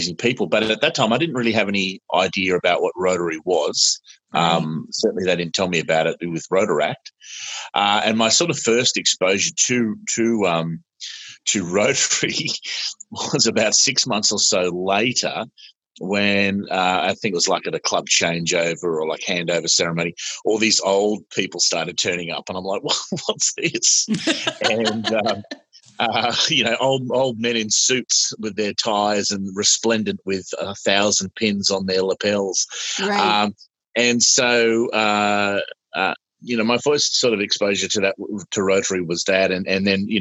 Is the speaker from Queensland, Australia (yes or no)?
no; Sydney, New South Wales, Australia; I am Australian.